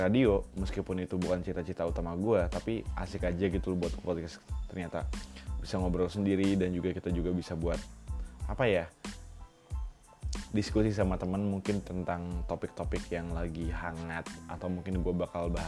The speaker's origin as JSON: {"language": "Indonesian", "town": "Serang", "region": "Banten", "country": "Indonesia", "lives_now": "Yogyakarta, Indonesia", "said": "Gue dari Serang, Banten dan sekarang lagi tinggal di Yogyakarta untuk kuliah."}